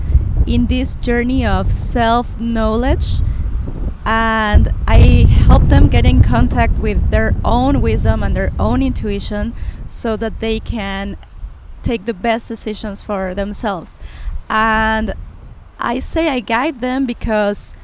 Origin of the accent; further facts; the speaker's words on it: Mexico; moved away as an adult; also born or lived in Los Angeles / San Miguel de Allende / Querétaro / Costa Rica; Then I went back to Mexico. I'm from Mexico.